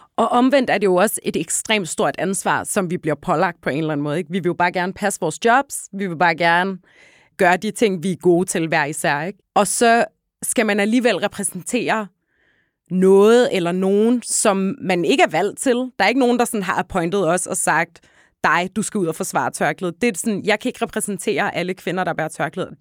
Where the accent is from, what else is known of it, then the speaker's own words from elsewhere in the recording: Hellerup, Capital Region of Denmark, Denmark; Jeg voksede op ude i Hellerup, øh, ja. lige nord for København